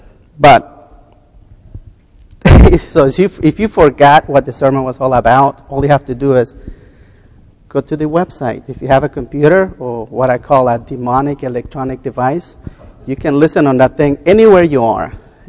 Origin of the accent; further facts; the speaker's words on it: the South, United States; born there; Most of you know that I was born in the South. And very poor back in the South.